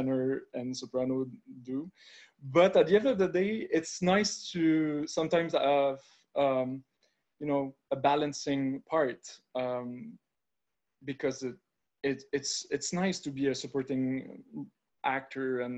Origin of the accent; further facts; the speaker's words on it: Montreal, Quebec, Canada; I'm from Montreal, Quebec